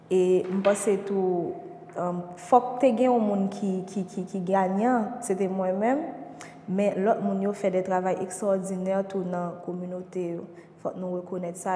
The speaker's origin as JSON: {"language": "Haitian Creole", "town": "Cité Soleil", "region": "Ouest", "country": "Haiti", "tie": "born or raised there", "said": "Donk, tout priorite an se site solei. Se la ki, ki, ki, ke m fet, se la m grandi"}